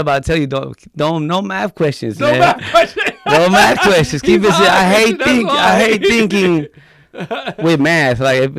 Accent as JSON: {"language": "English", "town": "Los Angeles", "region": "California", "country": "United States", "tie": "born or raised there", "also_born_or_lived": "Maui, Hawaii", "moved": "yes", "said": "I said I'm from Watts here in LA and grew up in the projects."}